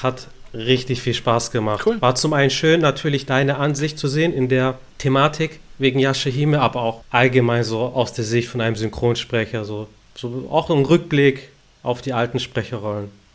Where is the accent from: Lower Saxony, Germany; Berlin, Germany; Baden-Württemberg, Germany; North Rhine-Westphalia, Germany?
Baden-Württemberg, Germany; Stuttgart; Ich als Stuttgarter